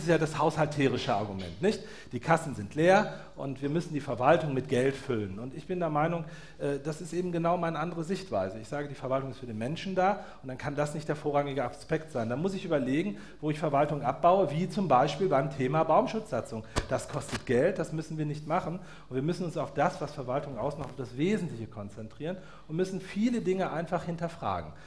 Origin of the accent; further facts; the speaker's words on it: North Rhine-Westphalia, Germany; now in Vogtland, Germany; ich bin ja Westfale